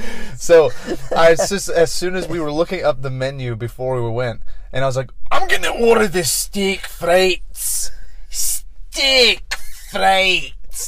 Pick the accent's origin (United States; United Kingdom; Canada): United Kingdom; Scotland; something about the word frites, like as a Scottish person.